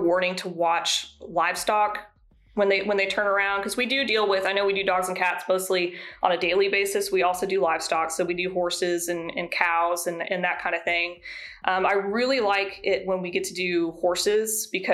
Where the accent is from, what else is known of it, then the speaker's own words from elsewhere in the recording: the South, United States; I'm from the South